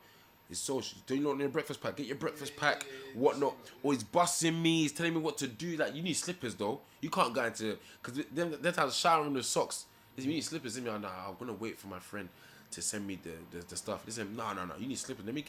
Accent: London, United Kingdom; also born or lived in Nigeria; I'm from Tottenham.

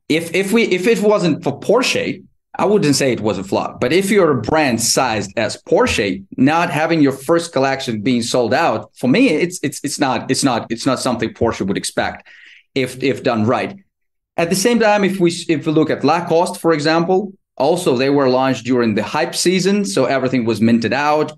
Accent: Ukraine; moved away as an adult; now in Barcelona, Spain; I was born and raised in Ukraine. Um, I'm 39 right now, and now currently I live in Barcelona, Spain

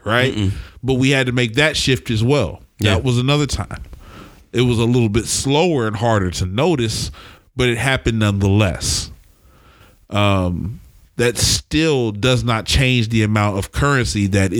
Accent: Oklahoma City, Oklahoma, United States; now in Portland, United States; I come from Oklahoma City, and there's a lot of poverty there

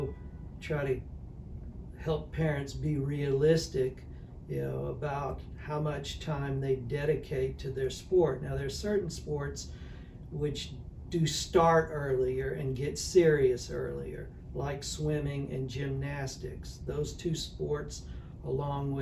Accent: Alabama, United States; I grew up in Alabama

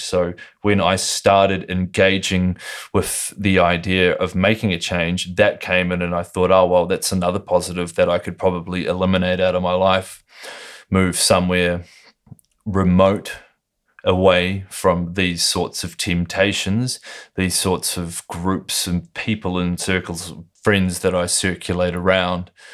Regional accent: Lower Hutt, Wellington, New Zealand; I was born in Lower Hutt, New Zealand, which is just twenty minutes out of Wellington

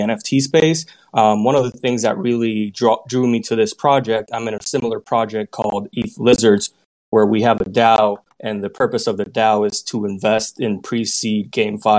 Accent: Puerto Rico; moved away as an adult; now in United States; I'm originally born and raised in Puerto Rico, and I moved to the States to continue my career

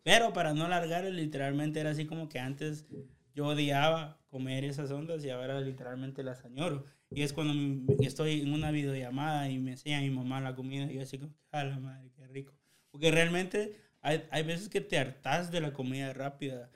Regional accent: Chiquimula, Guatemala; now in United States; yo soy de Chiquimola

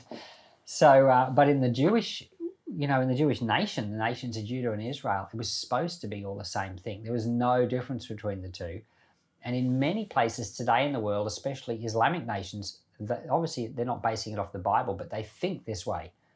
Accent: Rockhampton, Queensland, Australia; I remember when I was a kid, uh, we grew up in the Salvation Army until I was about ten. And I remember the Salvation Army built an aged care facility right here in Rockhampton

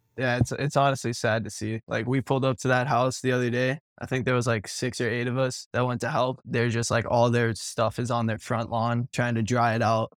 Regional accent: Miami, Florida, United States; now in Fort Myers, United States; I'm from Miami

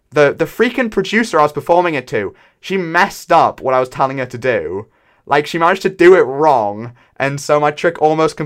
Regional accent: United Kingdom; I am British

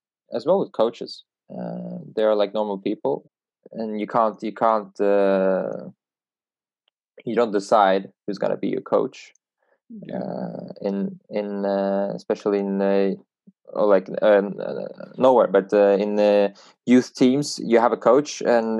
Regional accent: Sweden; Growing up in Sweden

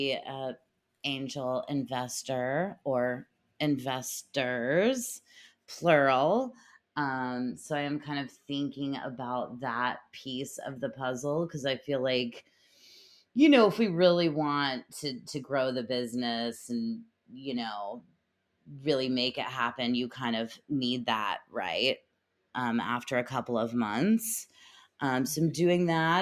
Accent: United States; moved away; also born or lived in Barcelona; I am an American

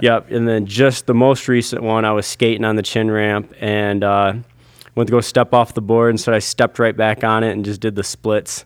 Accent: Owosso, Michigan, United States; I grew up in Owasso, Michigan

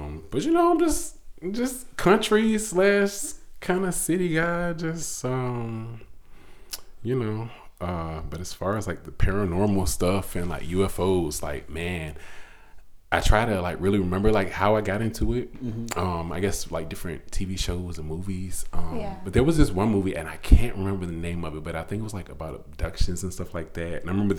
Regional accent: Petersburg, United States; You know, like you said, I'm from the Petersburg area. Born and raised.

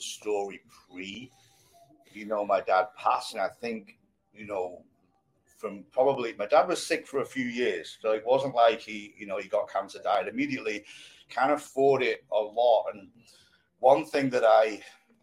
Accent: Blackpool, North West England, United Kingdom; I grew up in Blackpool

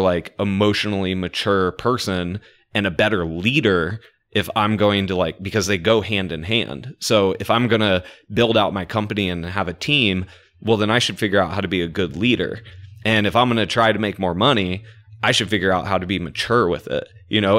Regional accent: Orlando, Florida, United States; I am from Orlando, so I know half of the town

